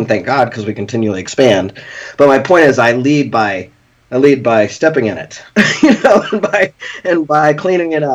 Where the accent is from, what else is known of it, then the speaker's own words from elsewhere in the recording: Lawrence, Kansas, United States; "Where are you from?" And I said, "Lawrence, Kansas."